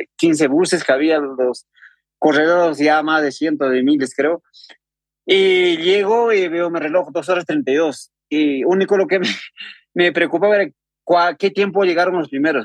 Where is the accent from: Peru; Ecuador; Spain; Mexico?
Peru; Huancavelica; yo soy de una comunidad campesina que se llama Atalia que pertenece a un distrito de Yauli, región de Huancavelica, Perú